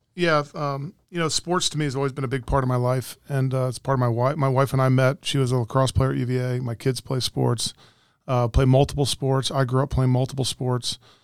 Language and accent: English; Montgomery County, Maryland, United States; I was a multi-sport athlete growing up in Montgomery County.